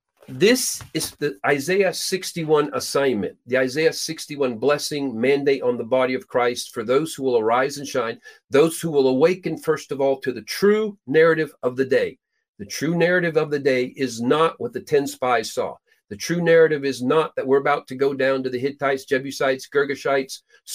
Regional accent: Peru; Literally, I was born and raised in Peru, South America. My parents were missionaries there.

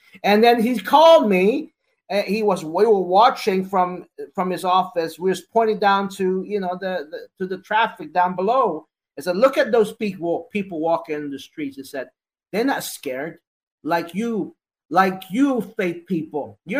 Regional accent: United States; I'm an American

